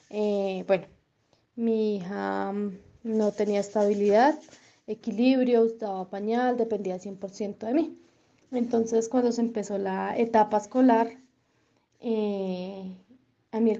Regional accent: Colombia; somos de Colombia

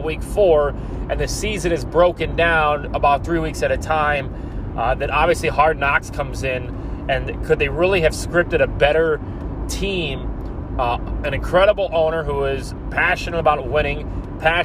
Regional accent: Northwest Indiana, United States; moved away as an adult; Coming back from a 10-day stay up in Northwest Indiana, my hometown, the longest I've been there since I left for college

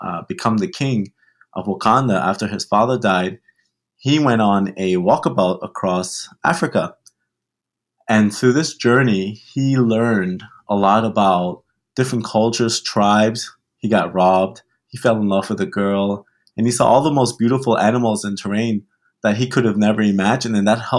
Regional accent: Turks & Caicos Islands; born there; also born or lived in Germany; I was born in the Caribbean, born in Turks and Caicos Islands.

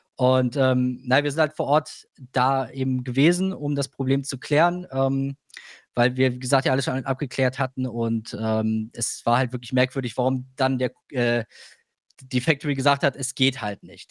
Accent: Germany; als Europäer, als Deutscher

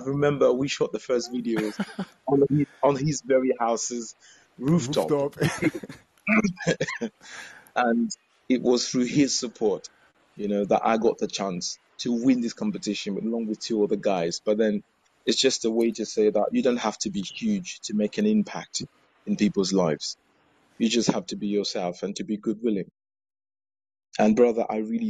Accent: Gabon; moved away as an adult; also born or lived in Ghana; I'm from Gabon. About 11 years ago, I went to Ghana for studies

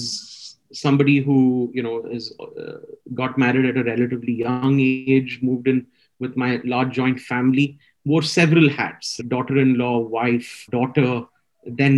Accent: Chennai, Tamil Nadu, India; now in Mumbai, India; I'm from Chennai.

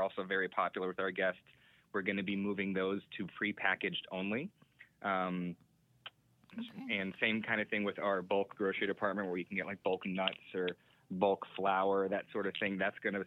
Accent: Bradenton, Florida, United States; also born or lived in Tampa Bay area; now in Gainesville, United States; I grew up in Bradenton, Florida, and that's kind of a smaller town

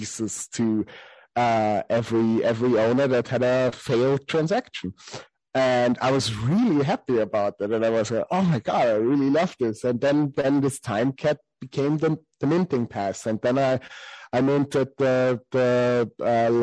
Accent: Salzburg, Austria; I come from the city where Sound of Music mostly was shot, except for studio, of course, but I come from Salzburg

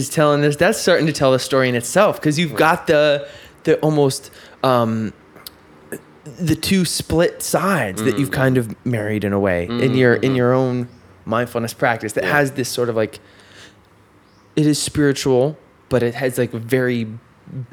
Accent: upstate New York, United States; I'm from New York, but not from the city. So I can't claim New York. Really. I'm from weird upstate

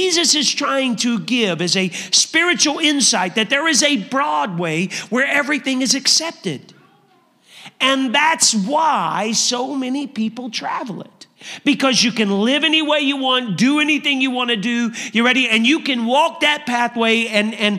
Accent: Indiana, United States; I'm from Indiana.

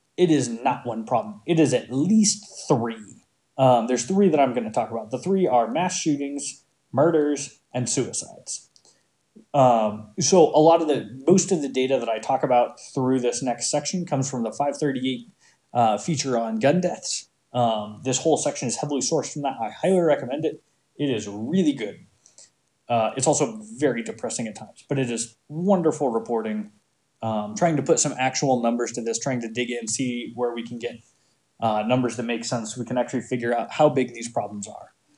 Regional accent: Montana, United States; growing up in Montana around a ton of people who had guns

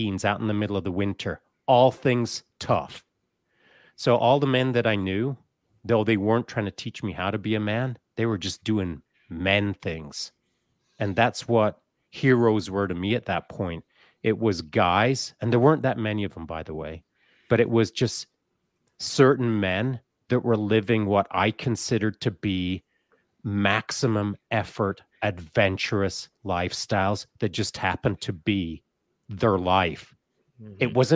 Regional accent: Grande Cache, Alberta, Canada; I was raised up in Grand Cache out in the boonies

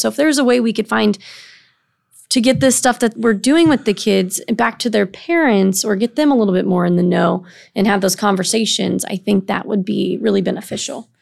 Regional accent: East Moline, Illinois, United States; now in Burlington, United States; I'm from Illinois. My, I'm originally from the Quad Cities in East Moline.

